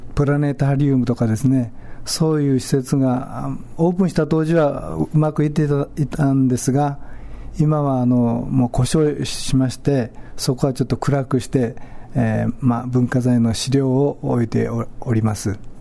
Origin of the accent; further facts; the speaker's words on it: Amagi, Kagoshima, Japan; 私も天城の岡前の出身なんですが